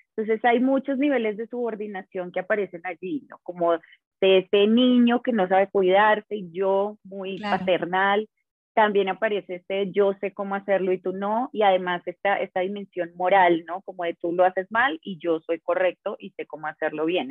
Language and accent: Spanish; Colombia; soy, soy de acá de Colombia